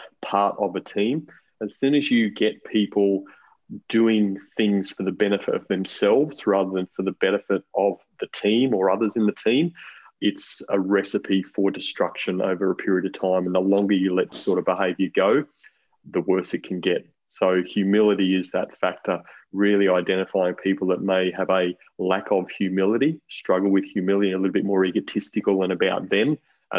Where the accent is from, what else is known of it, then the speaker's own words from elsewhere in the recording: Brisbane, Queensland, Australia; moved away as an adult; also born or lived in Sydney; now in Central Coast, Australia; I'm actually a Queenslander. I grew up in Brisbane